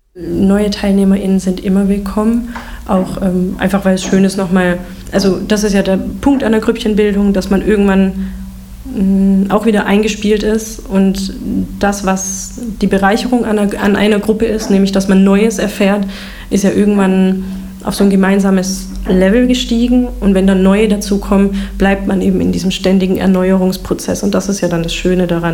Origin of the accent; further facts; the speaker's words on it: Heilbronn, Baden-Württemberg, Germany; moved away as an adult; also born or lived in Hildesheim; für meine Heimatstadt